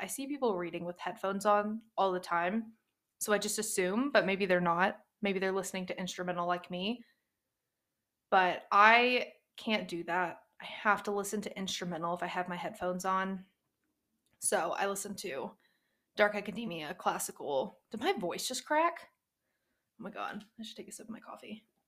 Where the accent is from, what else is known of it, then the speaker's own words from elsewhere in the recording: East Texas, United States; I am from the South. I'm from East Texas. I grew up in a very, mm, not strict Baptist church